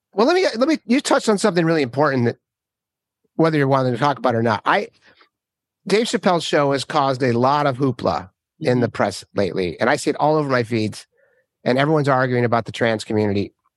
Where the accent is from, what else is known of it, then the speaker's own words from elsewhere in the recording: Minnesota, United States; I grew up in Minnesota